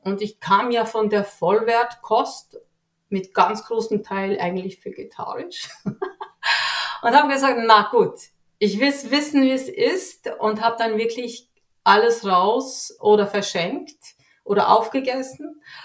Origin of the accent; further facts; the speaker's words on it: Switzerland; ich lebe hier in der Schweiz, bin geboren hier in der Schweiz